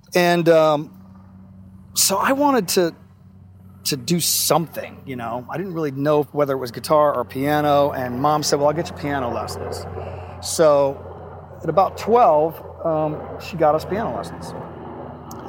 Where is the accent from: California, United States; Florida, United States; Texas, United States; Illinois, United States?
Florida, United States; Brandon; also born or lived in St. Petersburg, Florida; I was born in St. Pete, and I was adopted very early, well, you know, 4 months after I was born. And my parents were in Brandon